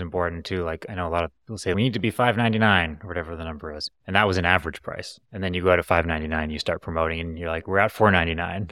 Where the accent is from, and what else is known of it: Canada; born or raised there